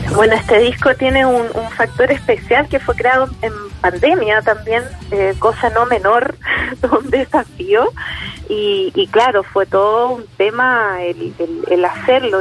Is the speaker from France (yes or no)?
no; Chile; yo como chilena